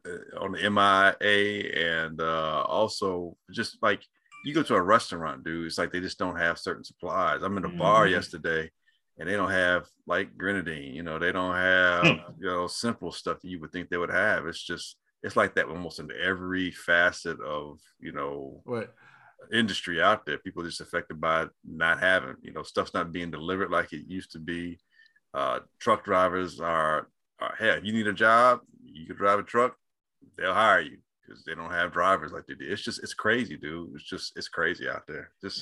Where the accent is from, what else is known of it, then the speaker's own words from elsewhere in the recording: Chicago, Illinois, United States; as Chicagoan